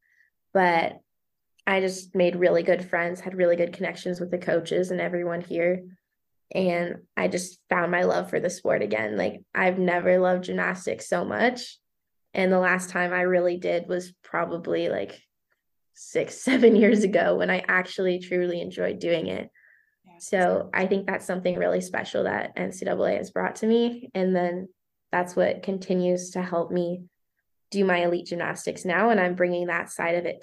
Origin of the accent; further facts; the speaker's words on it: Canada; first language French; English is a second language; now in United States; My first language was French.